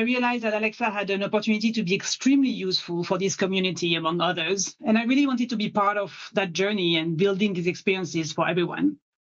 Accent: France; accent: French; English is a second language; moved away as an adult; now in Seattle, United States; as you can tell with my accent, I'm French.

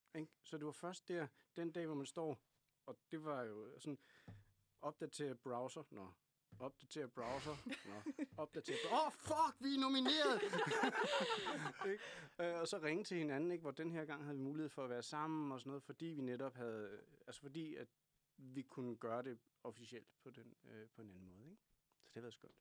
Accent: Kalundborg, Zealand, Denmark; accent: Kalundborg jysk; Jeg kommer fra Kalundborg

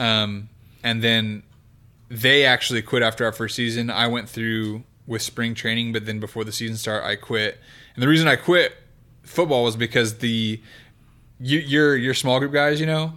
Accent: Kingsburg, California, United States; now in Oklahoma City, United States; I'm from the Okie area. of California.

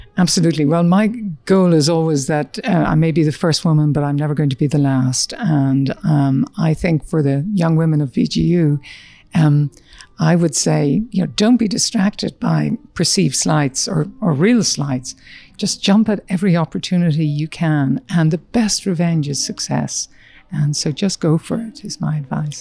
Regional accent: Ireland; moved away as an adult; also born or lived in Dublin, Ireland / United States; growing up in Ireland at a time when Northern Ireland was exploding in an environment in rural Ireland

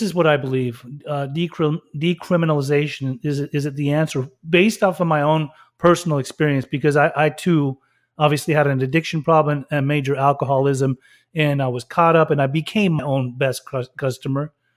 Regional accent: Salt Lake City, Utah, United States; I grew up in Salt Lake City, Utah, for a long time.

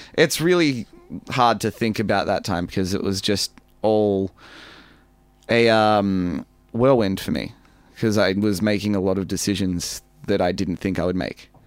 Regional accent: Melbourne, Victoria, Australia; I grew up in Melbourne

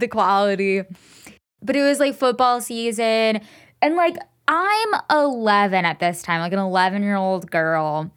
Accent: Enid, Oklahoma, United States; moved away; Enid, Oklahoma mall. It's where I grew up

